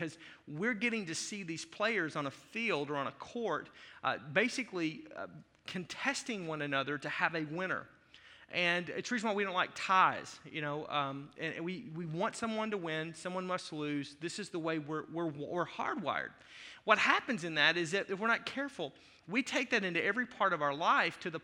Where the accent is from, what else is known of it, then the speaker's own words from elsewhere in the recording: Arkansas, United States; now in Wisconsin, United States; I was raised in Arkansas.